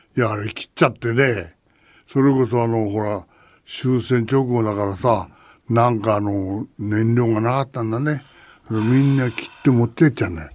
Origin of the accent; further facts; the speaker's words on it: Chigasaki, Kanagawa, Japan; 同じ茅ヶ崎出身だからね